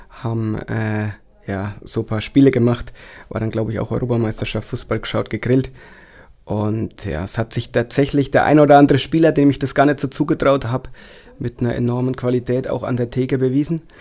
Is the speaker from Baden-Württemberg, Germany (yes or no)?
no; Wattmannsroth, Bavaria, Germany; Nein, ich komme aus Wattmannsroth, Daniel aus Neustadt.